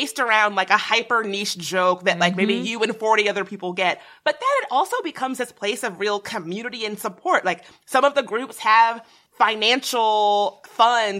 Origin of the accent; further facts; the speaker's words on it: Virginia, United States; I grew up in the South, a pretty small town in Virginia